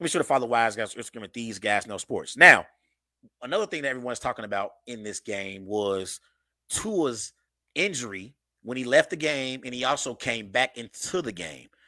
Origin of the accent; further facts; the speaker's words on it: Cincinnati, Ohio, United States; I live in Cincinnati and I grew up in the Cincinnati area, and I'm still here at this moment